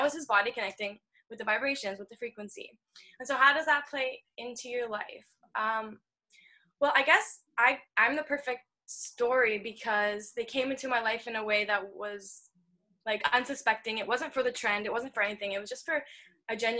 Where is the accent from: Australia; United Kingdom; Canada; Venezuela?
Canada; Ontario; I grew up in Ontario